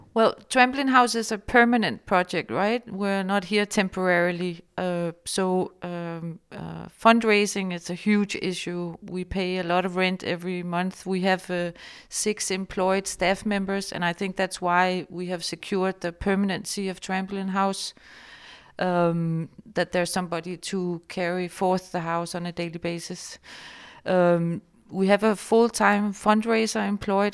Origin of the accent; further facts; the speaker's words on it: Denmark; I was born in Denmark